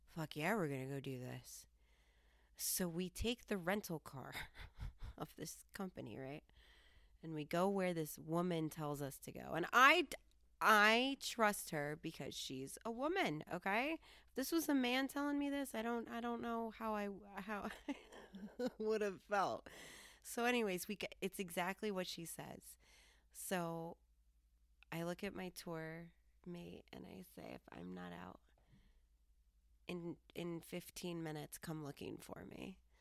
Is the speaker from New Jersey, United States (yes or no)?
no; Colorado, United States; I'm from Colorado